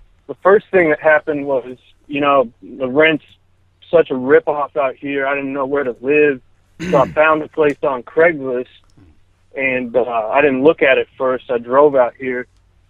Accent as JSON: {"language": "English", "region": "Texas", "country": "United States", "moved": "as an adult", "lives_now": "Los Angeles, United States", "said": "I'm from Texas."}